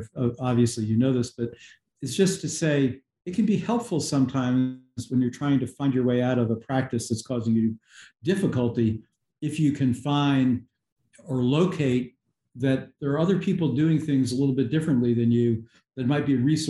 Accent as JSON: {"language": "English", "region": "New York", "country": "United States", "tie": "born or raised there", "said": "where I grew up outside of New York City, my neighborhood had Italian Catholics, Irish Catholics, nearby were Black people, and there were some Jewish people."}